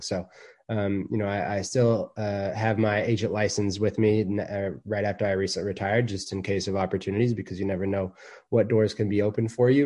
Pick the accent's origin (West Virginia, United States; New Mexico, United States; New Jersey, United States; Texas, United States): Texas, United States; Dallas; now in Atlanta, United States; as a kid growing up in Dallas, Texas